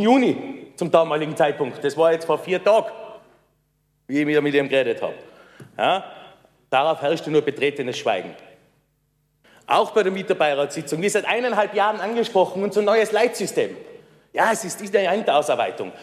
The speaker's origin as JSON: {"language": "German", "town": "Innsbruck", "region": "Tyrol", "country": "Austria", "tie": "born or raised there", "said": "Ich bin in der Markthalle aufgewachsen. Seit ich ein kleiner Bub bin, bin ich da drei Nummer gewesen"}